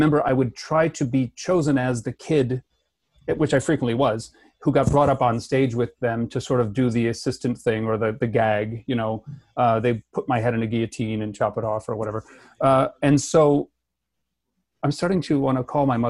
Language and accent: English; Chicago / Milwaukee, Midwest, United States; now in Vancouver, Canada; I was born in Chicago, and my parents are divorced. So one's in Milwaukee and one's in Chicago. So those cities are about an hour to an hour and a half apart. So they're very close, and they both feel like hometowns to me